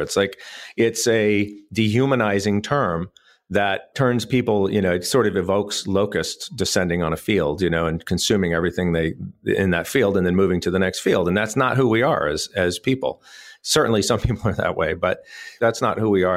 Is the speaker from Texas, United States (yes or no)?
yes; El Paso, Texas, United States; moved away as an adult; also born or lived in Austin, Texas; now in Raleigh, United States; I grew up in El Paso, Texas, in West Texas